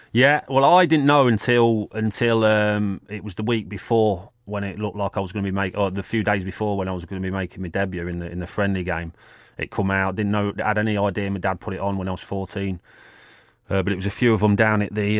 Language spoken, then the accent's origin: English; Leicester, East Midlands, United Kingdom; I was born in Leicester and all my family were Leicester fans